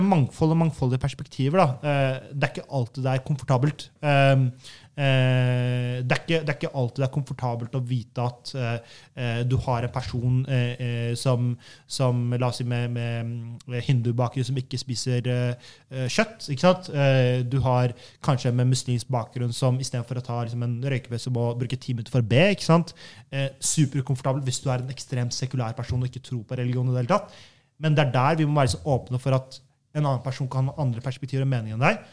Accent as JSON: {"language": "Norwegian", "town": "Halden", "region": "Østfold", "country": "Norway", "said": "jeg er fra Halden"}